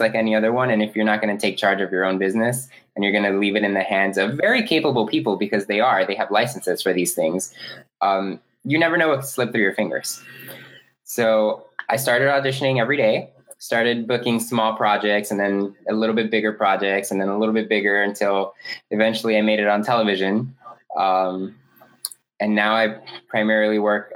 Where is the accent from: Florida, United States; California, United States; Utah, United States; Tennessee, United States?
Florida, United States; Miami; moved away as an adult; also born or lived in New York; now in Los Angeles, United States; I grew up in Miami, Florida, 80 degrees year round.